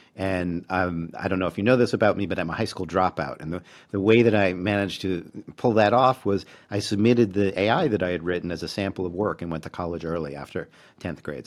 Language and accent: English; Baltimore, Maryland, United States; moved away as an adult; also born or lived in Massachusetts / New York; now in Vancouver, Canada; I grew up in Baltimore and then moved to New England for college and grad school and that first faculty job.